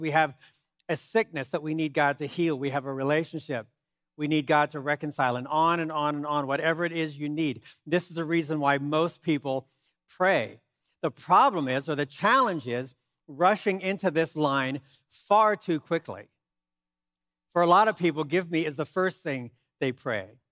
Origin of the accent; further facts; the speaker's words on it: United States; I'm an American